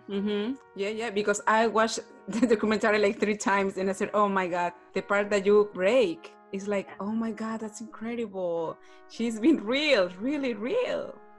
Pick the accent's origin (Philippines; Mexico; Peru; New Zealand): Peru; English is a second language; I'm from Peru